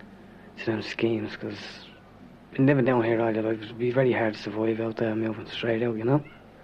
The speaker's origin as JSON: {"language": "English", "town": "Dublin", "region": "Leinster", "country": "Ireland", "tie": "born or raised there", "said": "I'm from the North Wall area. It's Sheriff Street area mostly, you know. Been living down here all my life. And up to a couple of years ago, moved out to new houses. And then I got married and I moved back to the flats."}